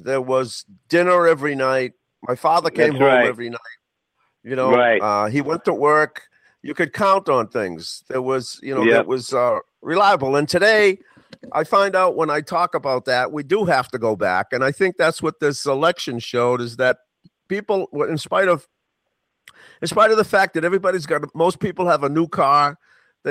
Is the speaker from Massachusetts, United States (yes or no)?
yes; Boston, Massachusetts, United States; I grew up in Roxbury